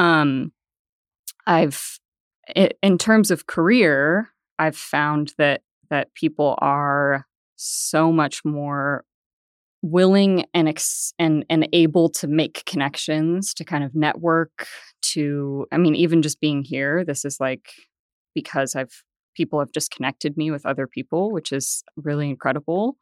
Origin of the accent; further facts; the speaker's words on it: Bay Area, Northern California, United States; moved away as an adult; also born or lived in Denver; now in Tulsa, United States; I grew up in Northern California in the Bay Area